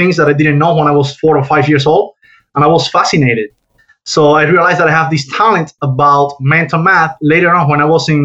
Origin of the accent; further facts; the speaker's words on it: Havana, Cuba; moved away as an adult; now in United States; I was born and raised in Cuba, in Havana, Cuba